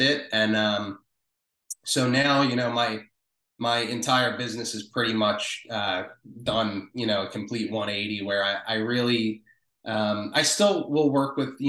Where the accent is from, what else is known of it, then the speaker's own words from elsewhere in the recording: Wilmington, Delaware, United States; moved away as an adult; also born or lived in South Philadelphia, Pennsylvania; now in Philadelphia, United States; I was born in South Philadelphia. I grew up in Wilmington, Delaware, so about literally 20 minutes south of South Philly.